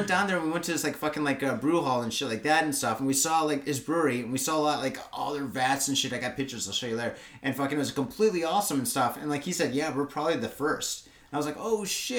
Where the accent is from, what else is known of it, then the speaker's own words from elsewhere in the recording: United States; now in Tokyo, Japan; the States.